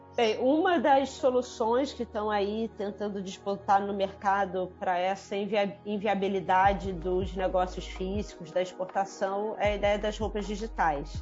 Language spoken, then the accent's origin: Portuguese; Brazil; como brasileiros